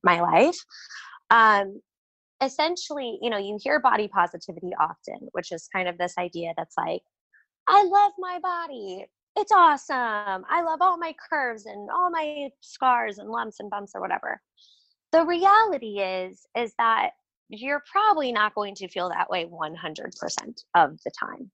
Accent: Missouri, United States; I'm from Missouri, but my family definitely skews Southern.

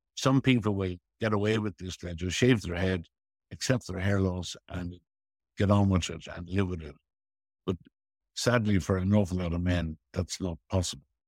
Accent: Dublin, Leinster, Ireland; I had a very, very happy childhood on Griffith Avenue and went to Merino School and Belvedere College

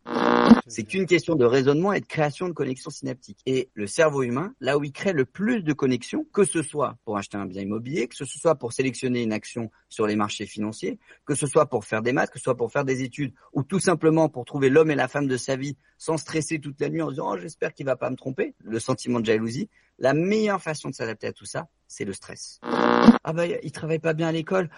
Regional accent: France; l'ensemble de nous tous, en tant que Français

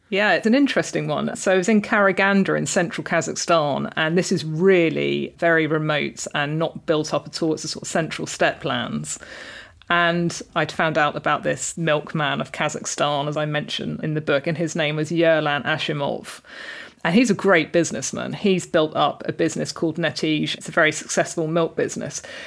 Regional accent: Reading, South East England, United Kingdom; moved away; I grew up in a really multicultural part of Reading

